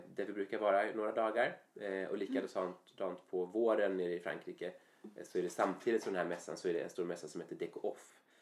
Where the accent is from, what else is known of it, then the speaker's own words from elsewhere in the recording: Falkenberg, Halland County, Sweden; jag är uppvuxen i Falkenberg sen jag var mm. liten